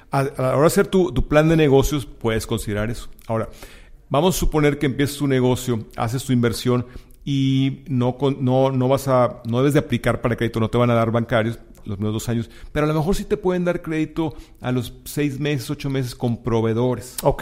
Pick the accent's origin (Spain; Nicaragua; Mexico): Mexico; also born or lived in McAllen; now in Houston, United States; somos mexicanos